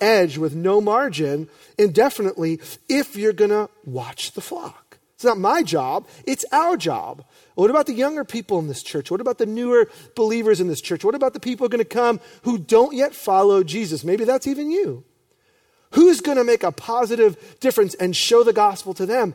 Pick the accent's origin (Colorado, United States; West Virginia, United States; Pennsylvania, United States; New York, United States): New York, United States; I'm grateful for my youth pastors, John and Nancy, growing up in New York